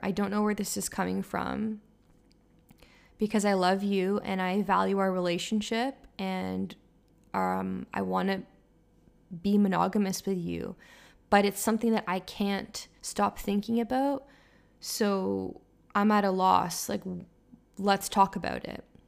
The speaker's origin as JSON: {"language": "English", "town": "Toronto", "region": "Ontario", "country": "Canada", "tie": "born or raised there", "also_born_or_lived": "Montreal", "moved": "as an adult", "said": "I was studying in Montreal, and I'm from Toronto, so everyone kind of comes back to their hometown for the holidays"}